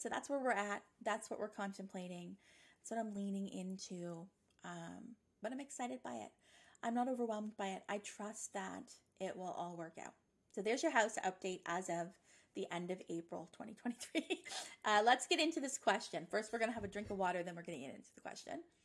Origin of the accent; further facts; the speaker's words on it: Nova Scotia, Canada; moved away as an adult; now in Ontario, Canada; I'm from Nova Scotia, but I've been living in Ontario for 10 years this summer.